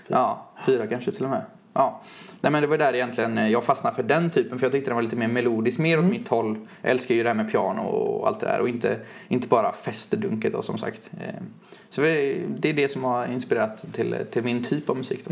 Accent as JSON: {"language": "Swedish", "town": "Lerum", "region": "Västra Götaland", "country": "Sweden", "said": "jag är från Lerum då, utanför ja. Göteborg."}